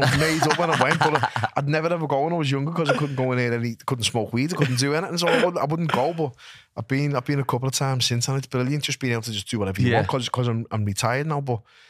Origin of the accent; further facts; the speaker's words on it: Liverpool, North West England, United Kingdom; I'm a scally from Liverpool and I've fought in Vegas and I've fought in New York